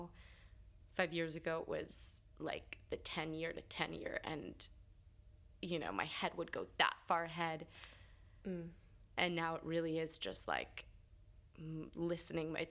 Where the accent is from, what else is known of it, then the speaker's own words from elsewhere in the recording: New York, United States; also born or lived in Los Angeles / Pittsburgh; I just remember being a little kid growing up here